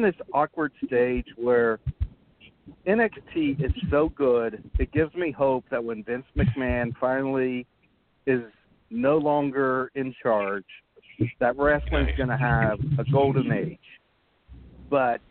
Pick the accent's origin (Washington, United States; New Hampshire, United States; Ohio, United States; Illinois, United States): Ohio, United States; Chillicothe; where I grew up in Chillicothe, Ohio